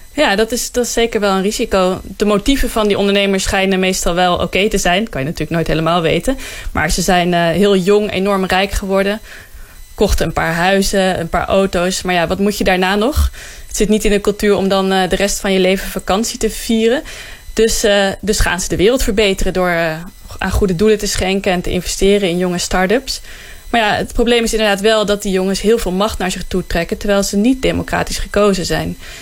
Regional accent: Netherlands

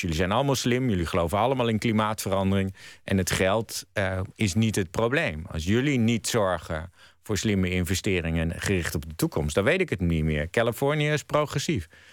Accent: Netherlands; moved away as an adult; also born or lived in United States

